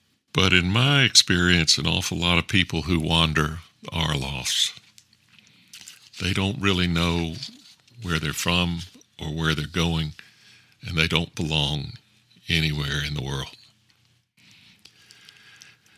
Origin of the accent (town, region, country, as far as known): the South, United States; also born or lived in Texas